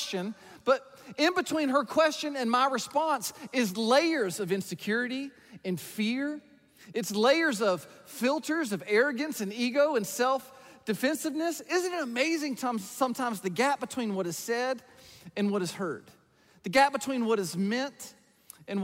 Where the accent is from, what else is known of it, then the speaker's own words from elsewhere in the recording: about an hour north of Atlanta, the South, Georgia, United States; I grew up in the South. I grew up about an hour north of Atlanta in a rural farm town